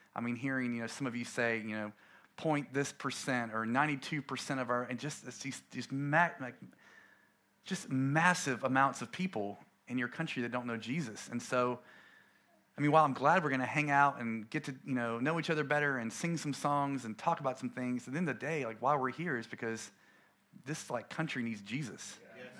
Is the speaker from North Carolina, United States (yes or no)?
yes; coastal North Carolina, United States; we planted a church in my hometown in a little town off, um, off the coast of North Carolina